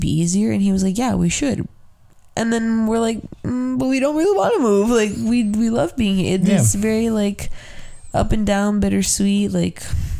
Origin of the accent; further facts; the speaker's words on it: Chicago, Illinois, United States; I grew up in McKinley Park.